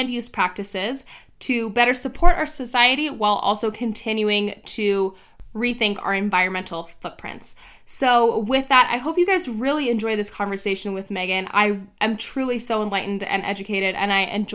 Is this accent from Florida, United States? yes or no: yes; Miami, Florida, United States; now in Arizona, United States; I grew up in Miami